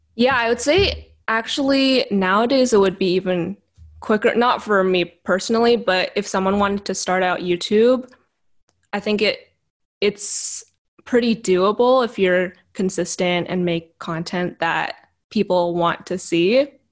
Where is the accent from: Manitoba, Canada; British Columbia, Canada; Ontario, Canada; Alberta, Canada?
British Columbia, Canada; Vancouver; I was born and raised in Vancouver, in Canada, which is where I am currently